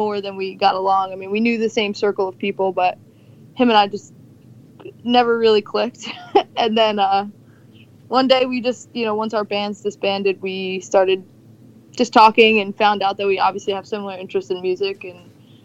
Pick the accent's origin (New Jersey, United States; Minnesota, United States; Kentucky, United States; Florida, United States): New Jersey, United States; Ocean County; I grew up in Ocean County, basically. Unfortunately, been here my whole life.